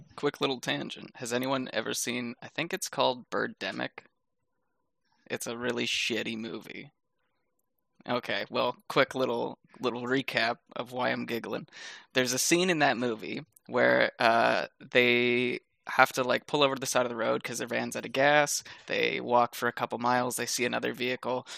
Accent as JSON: {"language": "English", "country": "Canada", "said": "as a Canadian"}